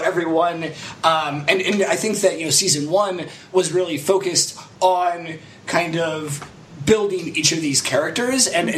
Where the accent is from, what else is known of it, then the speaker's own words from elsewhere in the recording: Lancaster County, Pennsylvania, United States; I am not Amish, but that's, you know, when I say I'm from Lancaster County, Pennsylvania, that's what anyone asks, like, oh, are you Amish?